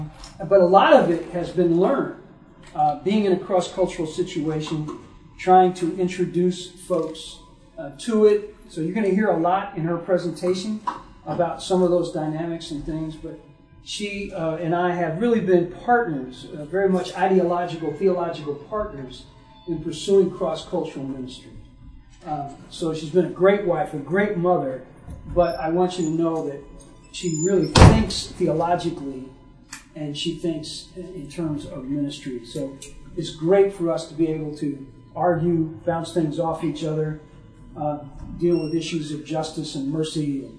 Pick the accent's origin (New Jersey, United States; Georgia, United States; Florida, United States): New Jersey, United States; Newark; Joan and I grew up in Newark, New Jersey.